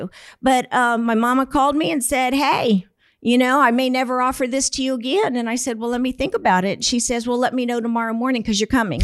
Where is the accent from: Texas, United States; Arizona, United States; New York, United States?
Texas, United States; San Antonio; Born and raised right here in San Antonio.